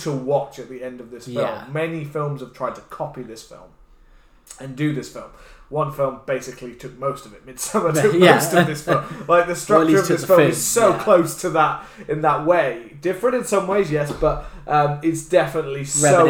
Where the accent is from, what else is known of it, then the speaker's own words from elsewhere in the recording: United Kingdom; as British kids